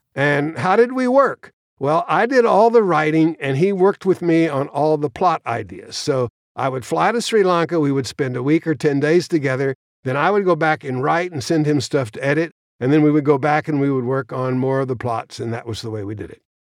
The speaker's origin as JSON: {"language": "English", "town": "Austin", "region": "Texas", "country": "United States", "tie": "born or raised there", "also_born_or_lived": "New York City, New York"}